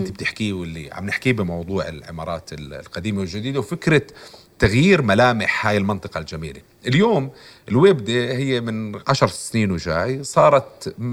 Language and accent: Arabic; Jordan; اللي هي بتمثلنا بتشبهنا احنا كاردنيين